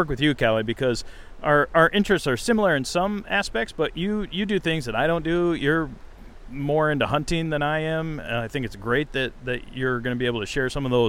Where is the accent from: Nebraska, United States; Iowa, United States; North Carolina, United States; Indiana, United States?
Iowa, United States; moved away as an adult; also born or lived in Montana; now in Grand Marais, United States; I grew up in Iowa, lived out west for a while